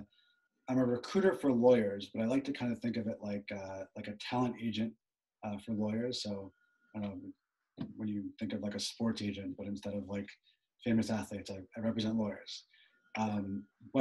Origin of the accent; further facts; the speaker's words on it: Long Island, New York, United States; I'm from Long Island, New York, from a town that it's a pretty upscale town